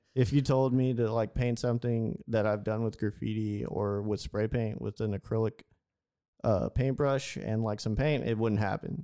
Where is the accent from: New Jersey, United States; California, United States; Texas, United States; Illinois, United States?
Texas, United States; Houston; I'm from Houston